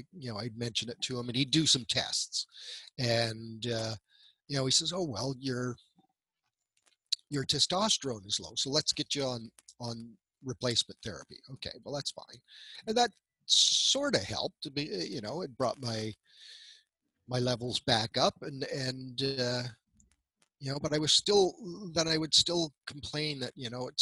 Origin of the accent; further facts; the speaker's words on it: central Alberta, Canada; I was born in central Alberta into a big family.